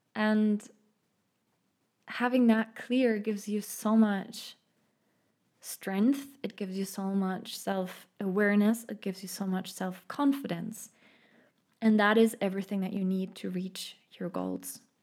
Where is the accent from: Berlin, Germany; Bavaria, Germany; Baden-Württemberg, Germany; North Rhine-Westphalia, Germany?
Bavaria, Germany; Munich; accent: German; English is a second language; now in Stuttgart, Germany; I grew up in Munich. I now live in Stuttgart